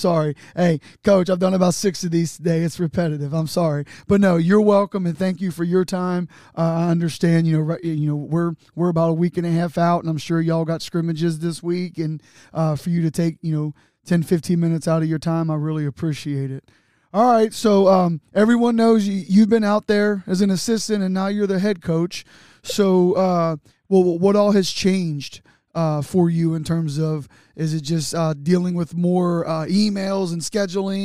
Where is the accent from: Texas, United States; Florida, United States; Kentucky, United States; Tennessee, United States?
Kentucky, United States; Newport; I'm from Newport